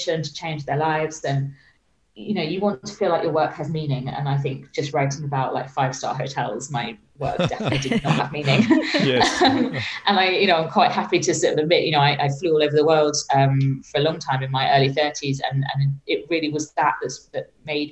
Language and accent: English; Suffolk, East of England, United Kingdom; moved away as an adult; also born or lived in Birmingham / Dubai / London; I was born in Suffolk in England. I was born and raised in the countryside and by the seaside.